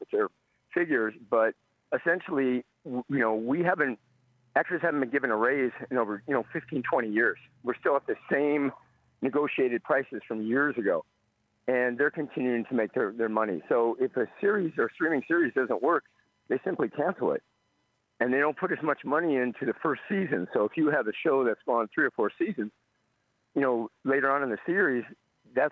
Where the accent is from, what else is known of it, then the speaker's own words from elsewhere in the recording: Minnesota, United States; now in Los Angeles, United States; I live in Los Angeles now, from Minnesota, but Los Angeles